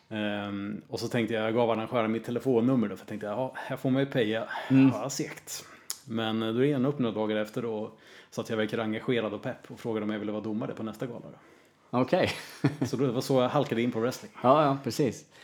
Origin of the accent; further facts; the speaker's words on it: Örebro, Örebro County, Sweden; Ja, precis. Från början.